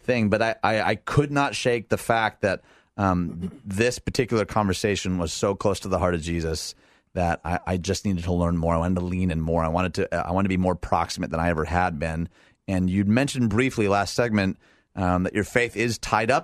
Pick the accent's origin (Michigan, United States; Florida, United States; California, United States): Michigan, United States; outside Detroit; moved away as an adult; also born or lived in Elgin, Illinois; I was raised outside Detroit